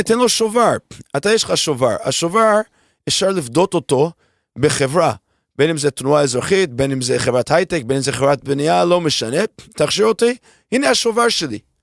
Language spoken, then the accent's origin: Hebrew; United States; moved away as an adult; now in Israel